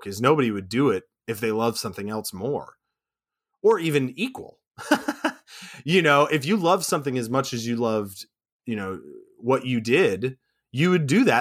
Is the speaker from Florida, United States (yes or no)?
yes; Orlando, Florida, United States; moved away as an adult; now in New York City, United States; I'm originally from Orlando, Florida